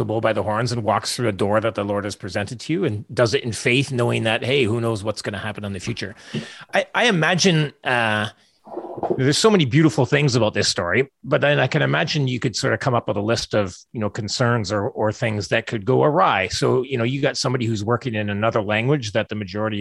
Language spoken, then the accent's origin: English; Canada; also born or lived in West Africa; as a Canadian. We come from a background where it's like, you know, our ancestors were Dutch